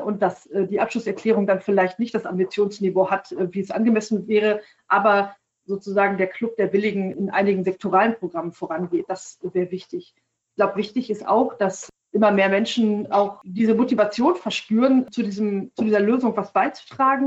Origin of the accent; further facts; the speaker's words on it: Germany; bei uns in Deutschland